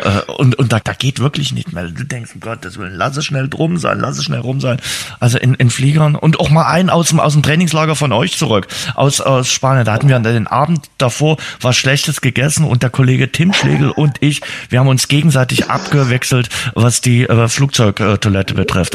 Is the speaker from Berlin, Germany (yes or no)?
no; Dresden, Saxony, Germany; für Dresden irgendwie andere Tipps vielleicht geben, als die im Reiseführer stehen, weil wir unsere Stadt nun mal besser kennen als der Reiseführer